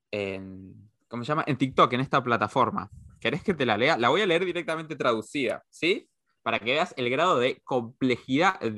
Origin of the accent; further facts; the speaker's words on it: Chaco, Argentina; No, porque en realidad yo sí soy chaqueño, pero soy chaqueño de otra parte.